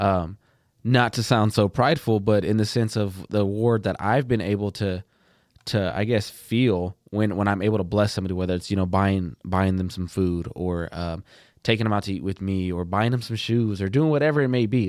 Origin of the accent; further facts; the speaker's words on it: Plainview, Texas, United States; I'm from Plainview, Texas.